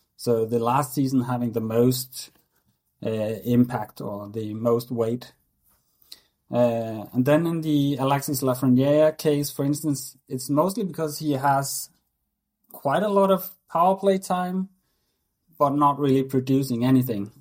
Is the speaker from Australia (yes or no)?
no; Denmark; I always played hockey growing up in Denmark